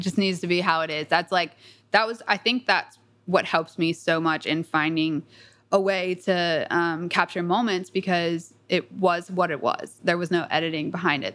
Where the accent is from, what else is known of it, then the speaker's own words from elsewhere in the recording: Atlanta, Georgia, United States; I grew up in Atlanta, a little bit south of Atlanta.